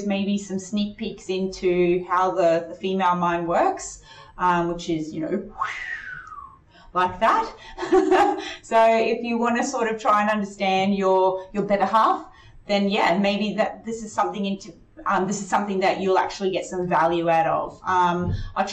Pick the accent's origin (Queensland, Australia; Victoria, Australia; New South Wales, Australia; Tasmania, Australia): Queensland, Australia; North; also born or lived in Chile; I grew up in North Queensland and went to primary school, high school and university there